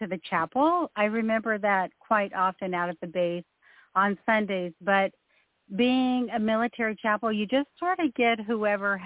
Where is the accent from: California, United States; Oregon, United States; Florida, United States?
Oregon, United States; Klamath Falls; moved away; I actually grew up in Klamath Falls, Oregon, where my dad was in the military